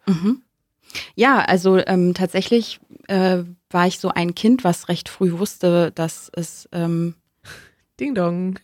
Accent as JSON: {"language": "German", "region": "Hamburg", "country": "Germany", "tie": "born or raised there", "also_born_or_lived": "Kiel", "moved": "yes", "said": "ich komme aus dem Norden, ich bin Hamburgerin, also gebürtige Hamburgerin, ähm, habe lange in Kiel gelebt"}